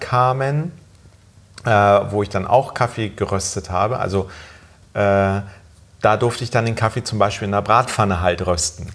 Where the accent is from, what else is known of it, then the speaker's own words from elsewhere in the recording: Germany; ich bin in Deutschland aufgewachsen